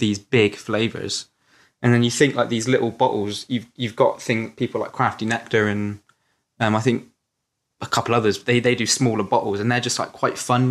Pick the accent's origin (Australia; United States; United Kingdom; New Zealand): United Kingdom; Yeovil, South West England; also born or lived in Crewkerne; I was born in Crewkerne, a little town in Somerset, um, and then I sort of moved to Yeovil when I was a bit older, which is also in Somerset.